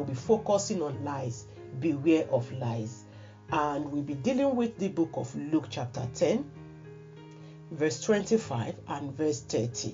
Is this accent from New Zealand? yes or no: no; Nigeria; a primary school pupil, I believe, probably maybe primary 5 or 6 then in my hometown in Nigeria